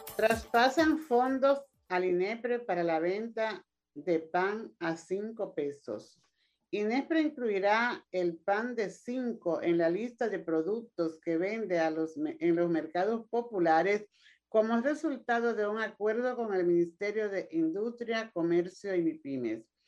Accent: Dominican Republic; yo me siento muy contenta como mujer y como dominicana

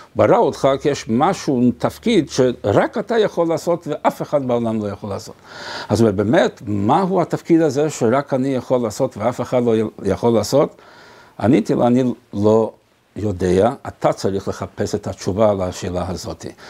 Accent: Montevideo, Uruguay; אני ממונטווידאו

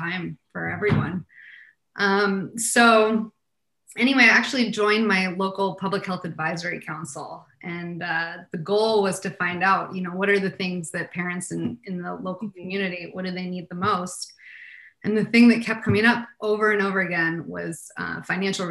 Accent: Portland, Oregon, United States; moved away; also born or lived in Delaware, United States / Los Angeles, United States; I was actually born on the East Coast, a little state called Delaware. But I grew up in the Pacific Northwest in Portland, Oregon.

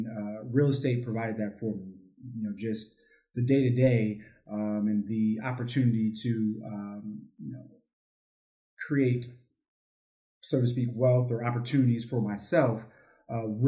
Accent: Arlington, Virginia, United States; moved away as an adult; also born or lived in Hampton, Virginia / Dallas-Fort Worth, Texas; now in Dallas, United States; I'm from the East Coast. I'm an East Coast guy, so I'm from Arlington, Virginia. Grew up in Arlington

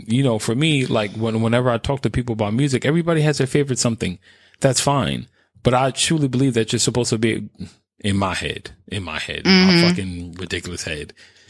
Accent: New York, United States; I have no bias because I'm from New York.

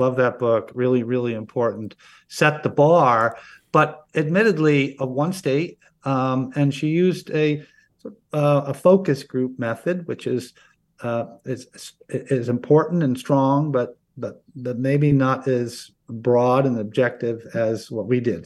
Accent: Oneonta, New York, United States; I grew up in a small town in upstate New York. I grew up in Oneonta

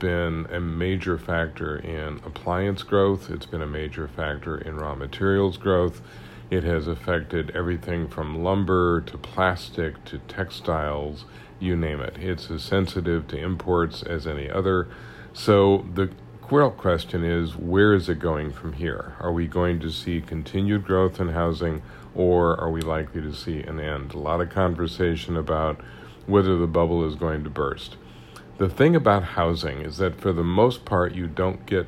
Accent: Kansas City, Missouri, United States; I'm from Kansas City

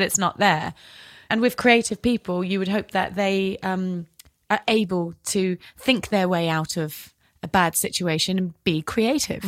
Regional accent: Devon, South West England, United Kingdom; accent: British; And I'm from Devon and it's very safe

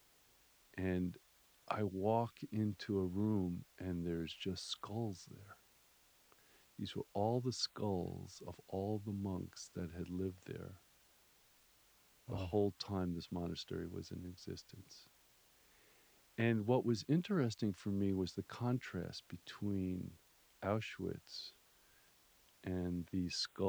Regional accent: Miami Beach, Florida, United States; moved away; when I was a kid, I grew up in Miami Beach, Florida

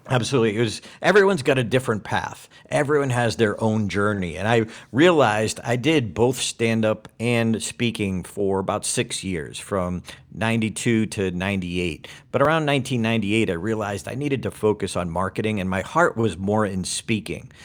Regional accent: Auburn, Massachusetts, United States; born or raised there

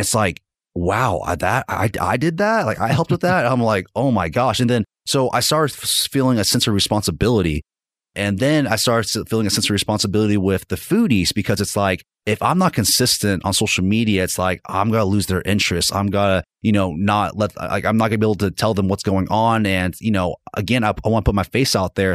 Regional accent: Fort Smith, Arkansas, United States; now in Northwest Arkansas, United States; I'm originally from Fort Smith and I just, you know, I had to get out of that town

